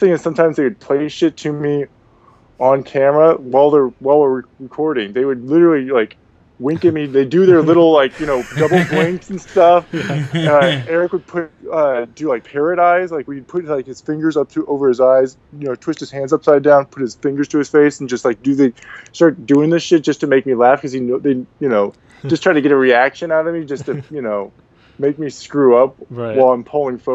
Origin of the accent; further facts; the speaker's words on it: Portland, Oregon, United States; moved away as an adult; also born or lived in Spokane, Washington; now in Los Angeles, United States; I'm from Portland, Oregon